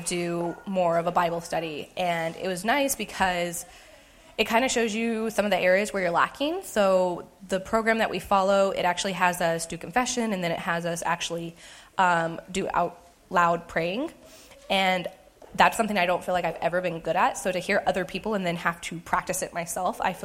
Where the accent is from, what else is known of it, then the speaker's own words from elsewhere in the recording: United States; moved away as an adult; also born or lived in Hays, Kansas; I'm from this area, but to move back 3 years ago